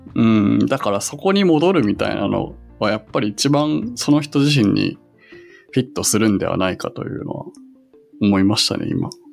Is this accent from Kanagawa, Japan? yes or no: yes; Yokohama, Kanagawa, Japan; moved away as an adult; also born or lived in Kitakyushu, Fukuoka; now in Nagasaki, Japan; そっから横浜に住み始めてるんで、まあ横浜生活のが長いんですけど